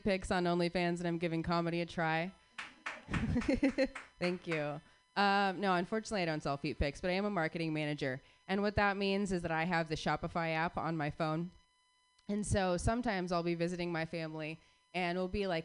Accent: Phoenix, Arizona, United States; all three of us were born and raised in Phoenix, Arizona

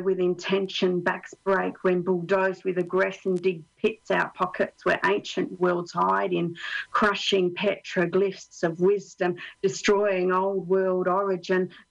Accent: Australia; now in Finland; I'm Australian

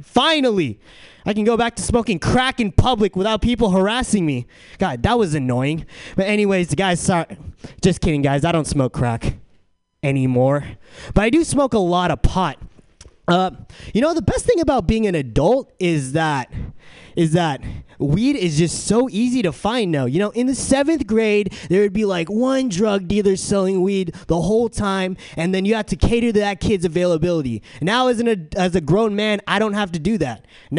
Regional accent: San Diego, California, United States; now in San Francisco, United States; So I'm from San Diego, and I noticed San Diego and San Francisco, two very different cities.

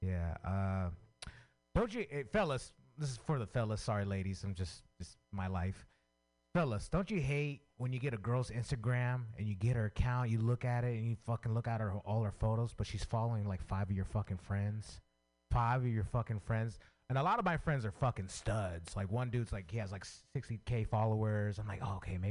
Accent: San Francisco, California, United States; I grew up in San Francisco

